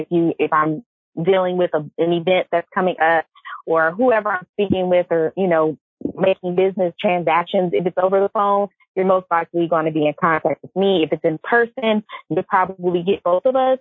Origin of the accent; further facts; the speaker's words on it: Los Angeles, California, United States; I'm from Los Angeles